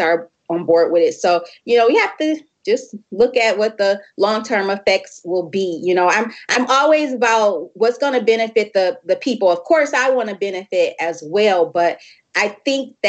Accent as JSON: {"language": "English", "region": "Michigan", "country": "United States", "tie": "born or raised there", "said": "we have one here in my hometown, Michigan"}